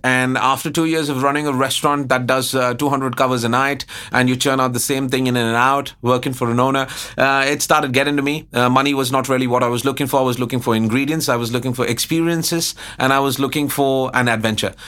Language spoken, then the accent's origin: English; Allahabad, Uttar Pradesh, India; also born or lived in Karnataka; now in Bangkok, Thailand; growing up in Allahabad